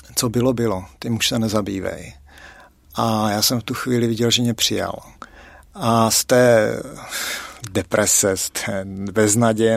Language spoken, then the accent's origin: Czech; South Moravian Region, Czechia; now in Litomyšl, Czech Republic; jsem z Litomyšle, původem z Moravy, určitě to na přízvuku poznáte, a, teda speciálně z Jižní Moravy. A teďka žiju v Litomyšli